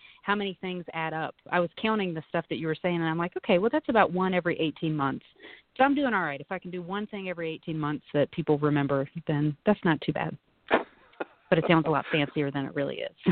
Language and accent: English; North Carolina, United States; moved away as an adult; also born or lived in San Francisco; now in Lake Tahoe, United States; I grew up in North Carolina and went to four different universities